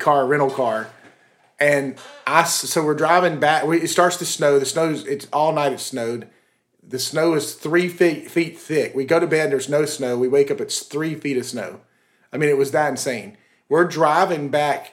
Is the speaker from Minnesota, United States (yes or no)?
no; Atlanta, Georgia, United States; I grew up in Atlanta